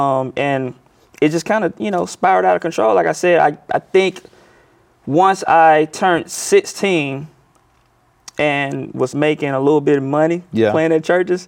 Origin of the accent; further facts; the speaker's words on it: Clarksdale, Mississippi, United States; Well, I actually grew up in a small town called Clarksdale, Mississippi. I was born there and raised there.